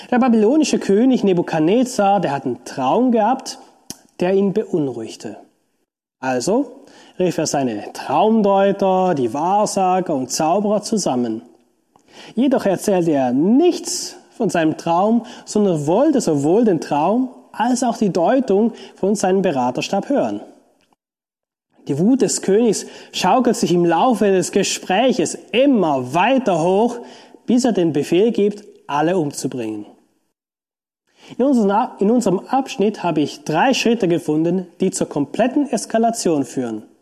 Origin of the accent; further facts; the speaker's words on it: Switzerland; Beispielsweise kann ich als Schweizer von einem Deutschen nicht verlangen, dass er sich wie ein Schweizer verhält.